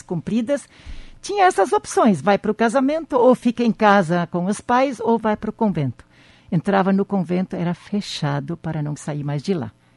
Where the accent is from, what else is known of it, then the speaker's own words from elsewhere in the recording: Campina das Missões, Rio Grande do Sul, Brazil; moved away; na comunidade onde eu nasci